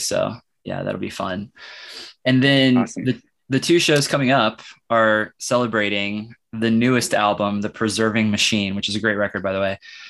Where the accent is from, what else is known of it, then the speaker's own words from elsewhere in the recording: Kansas City, United States; moved away as an adult; now in Lawrence, United States; But I live in Lawrence. I've lived here for a few years now. I'm actually from Kansas City.